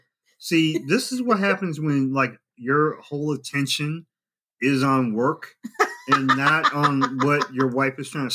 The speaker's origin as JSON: {"language": "English", "area": "the Region", "region": "Indiana", "country": "United States", "said": "I'm a region rat."}